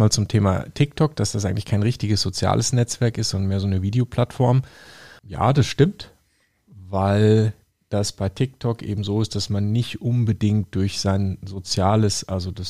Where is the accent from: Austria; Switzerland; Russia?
Russia; Ich bin Russe und in Russland heißt vier Schittiri.